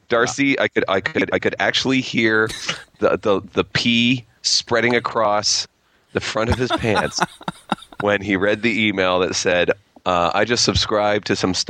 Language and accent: English; Toronto, Ontario, Canada; I'm a comedian from Toronto